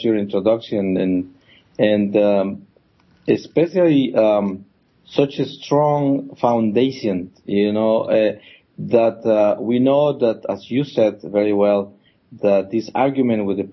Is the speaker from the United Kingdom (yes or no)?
no; Colombia; also born or lived in Bogota, Colombia; I come from Colombia. I was born up in the Andes Mountains, in a coffee growers town, in a Catholic family, and I grew up with all the Catholic teachings and traditions